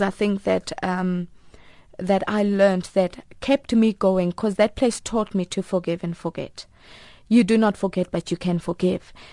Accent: Pretoria, Gauteng, South Africa; also born or lived in Potchefstroom; I was actually adopted at 10 months, and I was adopted by a family in Pretoria

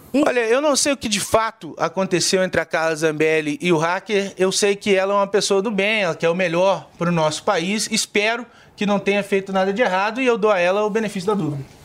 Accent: Minas Gerais, Brazil; Eu sou lá de Minas, eu sou deputado estadual

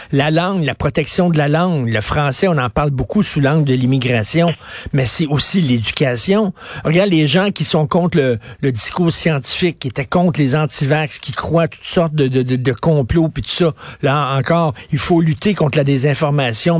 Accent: Montreal, Quebec, Canada; Je viens d'un milieu très populaire. Je viens de Verdun, le quartier pauvre de Verdun

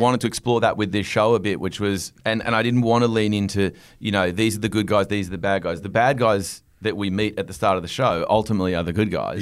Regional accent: Australia; moved away as an adult; also born or lived in Los Angeles, United States; I was sitting in L A as an Australian

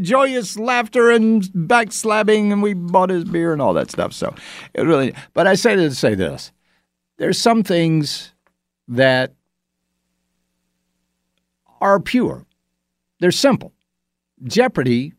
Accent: Augusta, United States; moved away; When I was in Augusta and my hometown

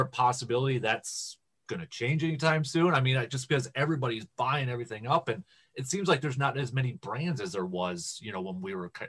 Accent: Wisconsin, United States; I'm Wisconsin, Midwest.

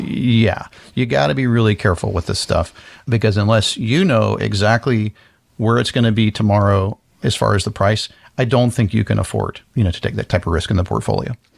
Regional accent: Florida, United States; I grew up in Florida

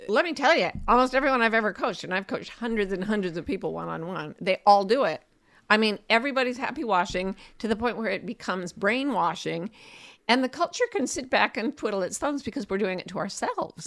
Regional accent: Utah Valley, United States; moved away; I was raised in Utah Valley, which is the heart of Utah State, which is also known as Happy Valley

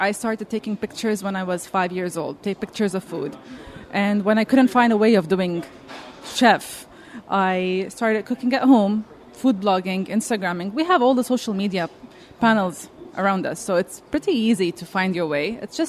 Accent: Canada; accent: Lebanese Canadian; also born or lived in Leicester, United Kingdom; So I'm a Lebanese Canadian. I started cooking very young age.

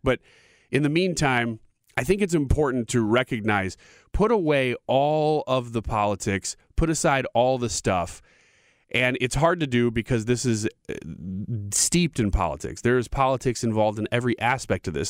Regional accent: United States; we're Americans

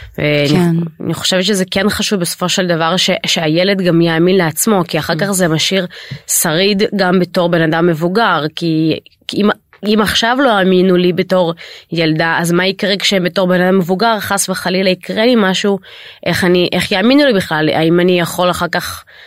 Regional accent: Israel; אני למעשה עליתי לישראל כשהייתי בת חמש

